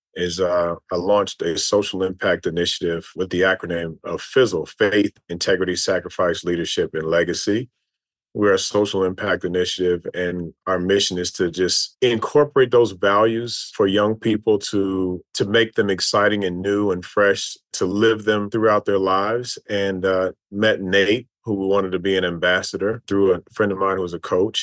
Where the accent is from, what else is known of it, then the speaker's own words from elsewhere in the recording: Louisville, Kentucky, United States; moved away as an adult; also born or lived in Tennessee / New York; Grew up two doors down from Muhammad Ali in, in Louisville, Kentucky